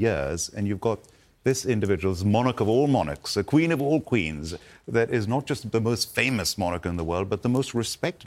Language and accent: English; India; moved away; I was born and brought up in India